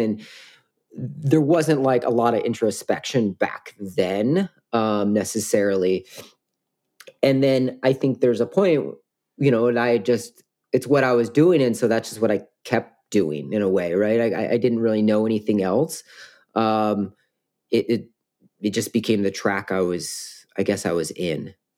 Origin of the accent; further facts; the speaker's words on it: Washington, United States; I grew up in Washington